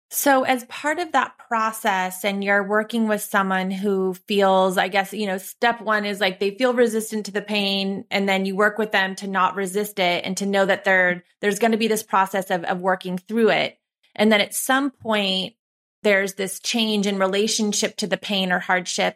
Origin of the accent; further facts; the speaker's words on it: Santa Cruz, California, United States; growing up in our small beach town